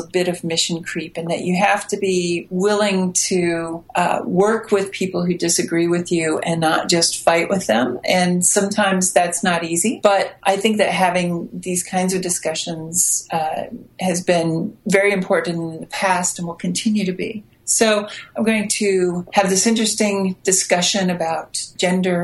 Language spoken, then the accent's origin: English; the middle of America, Midwest, United States; accent: American; also born or lived in Chicago; I am American and grew up in the middle of America